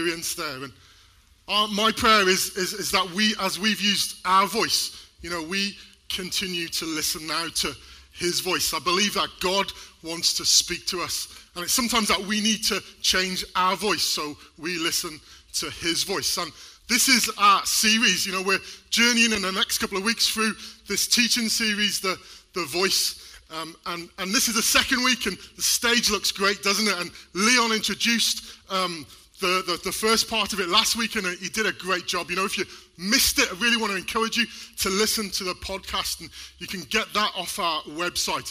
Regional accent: Wales, United Kingdom; We're both from Wales

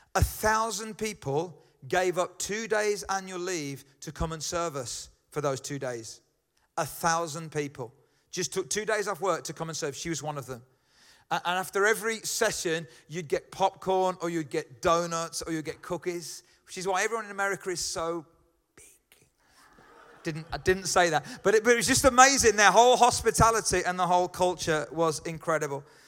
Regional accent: Birmingham, West Midlands, United Kingdom; accent: Brummie; I'm a Brummy

